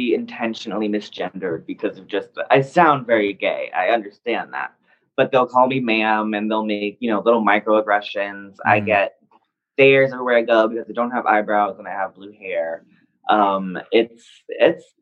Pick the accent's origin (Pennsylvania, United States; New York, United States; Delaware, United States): New York, United States; moved away; also born or lived in the South; we're from New York